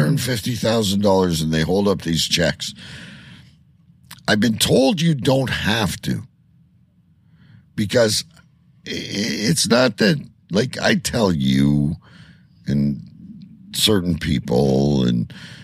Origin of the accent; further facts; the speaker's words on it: Windsor, Ontario, Canada; my hometown of Windsor